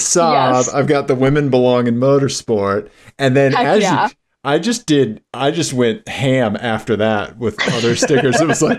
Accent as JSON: {"language": "English", "region": "Missouri", "country": "United States", "said": "I'm from Missouri and I can't say anything correct."}